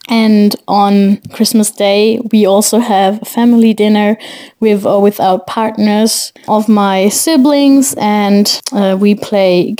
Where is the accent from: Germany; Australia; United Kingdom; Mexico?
Germany; I'm from Germany too